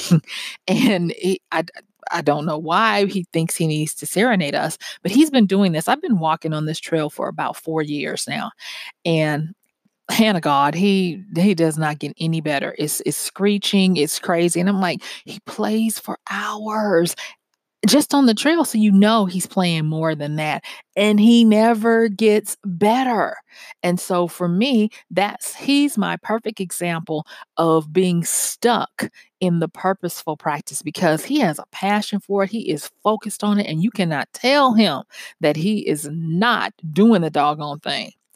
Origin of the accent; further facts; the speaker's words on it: the South, United States; growing up in the South and church and all of that kinda stuff